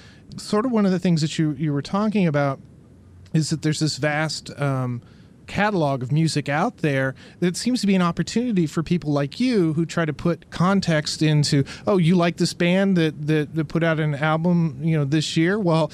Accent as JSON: {"language": "English", "region": "Midwest", "country": "United States", "tie": "born or raised there", "said": "I'm an older gentleman like you, and I remember, you know, I grew up in the Midwest"}